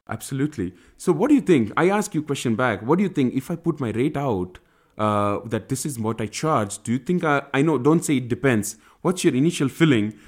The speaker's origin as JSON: {"language": "English", "country": "India", "also_born_or_lived": "United States"}